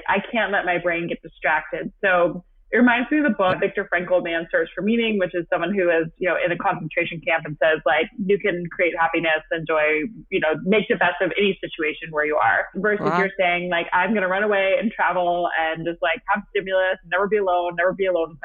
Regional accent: Atlanta, Georgia, United States; also born or lived in New York / Los Angeles; this is where I'm from. This is where my family's from. I'm from Atlanta

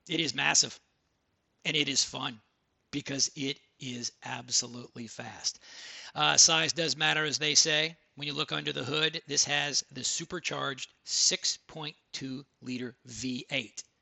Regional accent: Texas, United States; because I'm from Texas, I am the …

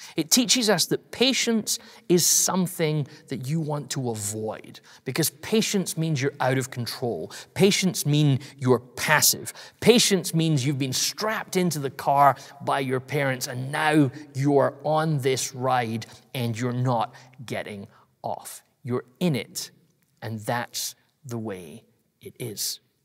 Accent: United Kingdom; I'm British

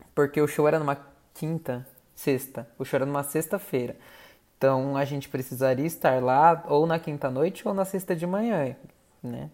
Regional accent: São Paulo, Brazil; accent: paulista; a moça tirou sarro do nosso sotaque paulista

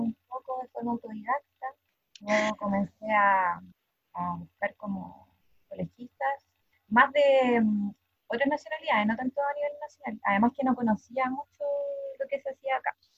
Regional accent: Talcahuano, Biobío, Chile; yo vivo en Talcahuano, eh, nací acá, soy mujer chorera

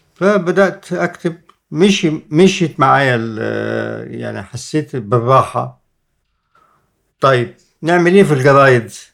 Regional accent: Egypt; احنا مصريين

